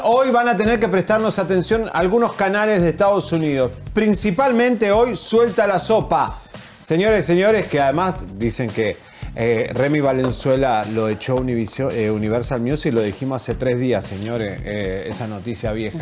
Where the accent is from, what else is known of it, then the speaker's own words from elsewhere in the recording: Argentina; now in Mexico; nosotros en Argentina, yo, mi infancia, yo recuerdo estar pintando el templo mayor porque en mi país se estudia la cultura mexicana